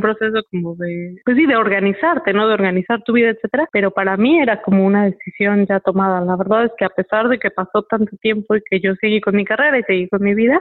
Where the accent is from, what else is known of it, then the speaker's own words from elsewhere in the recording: Morelia, Michoacán, Mexico; Viviendo en, México y creciendo en Morelia sobre todo.